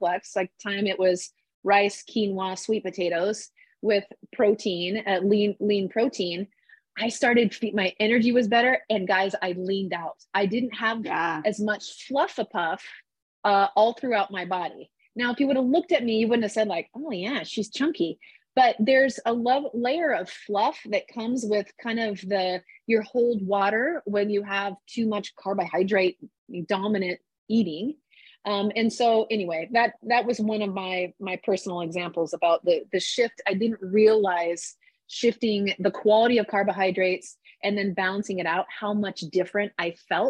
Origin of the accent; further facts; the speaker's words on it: Midwest, United States; I grew up in the Midwest